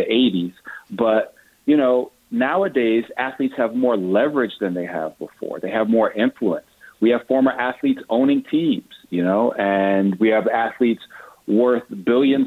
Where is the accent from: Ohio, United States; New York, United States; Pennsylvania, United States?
New York, United States; New York City; I'm from Brooklyn